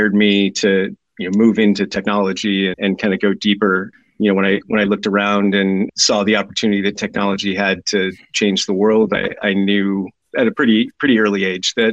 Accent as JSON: {"language": "English", "region": "Southern California", "country": "United States", "tie": "born or raised there", "also_born_or_lived": "New York", "moved": "as an adult", "lives_now": "Oxford, United Kingdom", "said": "I'm originally from California, grew up and lived most of my life in Southern California"}